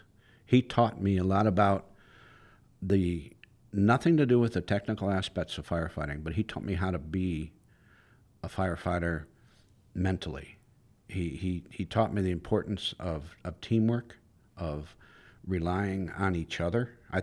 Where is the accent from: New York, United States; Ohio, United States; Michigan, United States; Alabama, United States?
Ohio, United States; moved away as an adult; now in Florida, United States; I'm actually from Northeast Ohio, but I moved down here when I was 18 years old